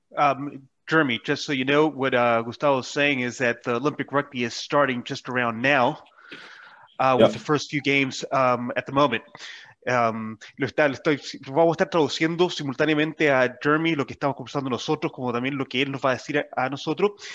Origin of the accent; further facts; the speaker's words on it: Santiago, Santiago Metropolitan Region, Chile; moved away as an adult; now in New Zealand; San Cristóbal porque esa es la montaña o el cerro más cercano donde yo me crié o donde yo nací